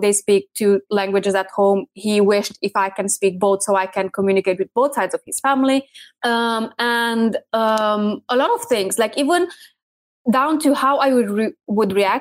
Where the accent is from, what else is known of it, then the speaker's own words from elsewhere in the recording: Romania; moved away as an adult; also born or lived in United Kingdom; We are originally from Romania, which is Eastern of Europe. But I've been living in the UK at that time for about 6 years.